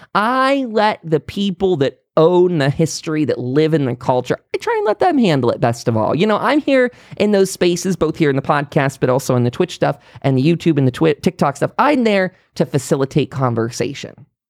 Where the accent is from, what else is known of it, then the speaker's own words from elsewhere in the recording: United States; as an American